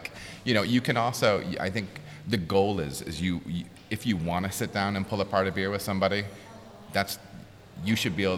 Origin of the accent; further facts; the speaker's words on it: Michigan, United States; moved away; I'm from Michigan